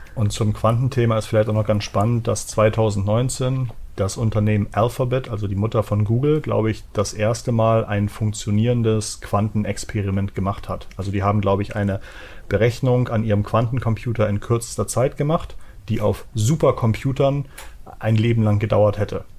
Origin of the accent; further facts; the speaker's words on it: Hamburg, Germany; ich bin aus Hamburg.